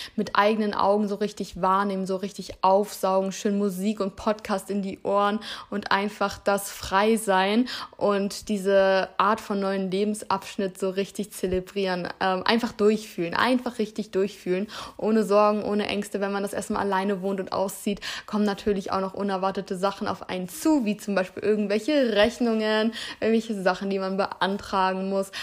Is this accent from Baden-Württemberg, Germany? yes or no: yes; Heidelberg, Baden-Württemberg, Germany; moved away as an adult; now in Hamburg, Germany; Ich bin hier geboren und im Alter von drei Jahren sind wir dann, äh, bin ich dann umgezogen mit meiner Familie